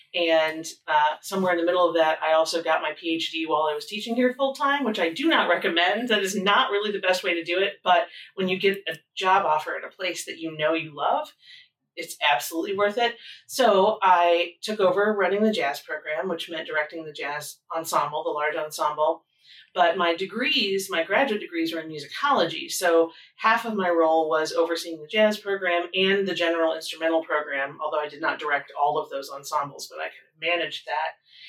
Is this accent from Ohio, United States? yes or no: no; Indiana, United States; Southern Indiana. And where I grew up, everyone went to Indiana University or Purdue University.